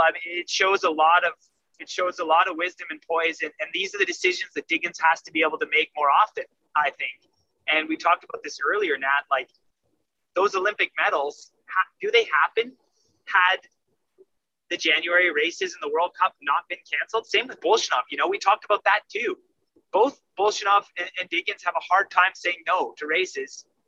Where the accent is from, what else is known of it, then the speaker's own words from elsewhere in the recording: Canada; I'm Canadian